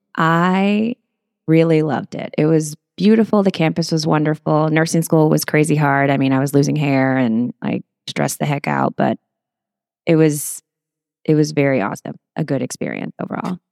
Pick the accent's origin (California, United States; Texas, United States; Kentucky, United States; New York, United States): Texas, United States; Portland; moved away as an adult; also born or lived in San Antonio, Texas / Houston, Texas; My parents moved to the Corpus Christi area, a little small town called Portland, Texas